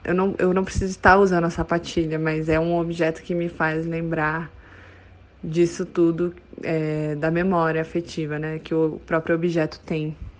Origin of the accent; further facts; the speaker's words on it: Brasília, Federal District, Brazil; moved away as an adult; now in Belo Horizonte, Brazil; eu sou de Brasília, mas nesse momento estou em Belo Horizonte